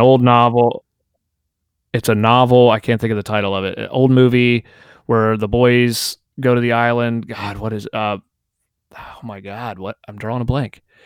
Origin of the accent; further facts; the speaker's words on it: United States; as an American